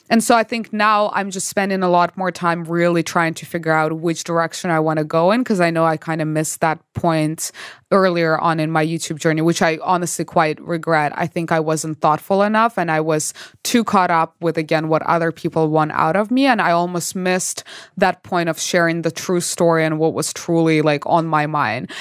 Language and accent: English; Belarus; moved away as an adult; also born or lived in Canada; now in Los Angeles, United States; I'm originally from Belarus, went to Canada to study chemical engineering.